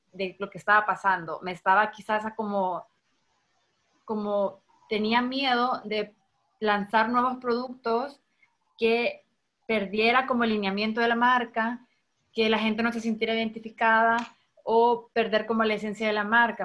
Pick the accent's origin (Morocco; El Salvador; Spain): El Salvador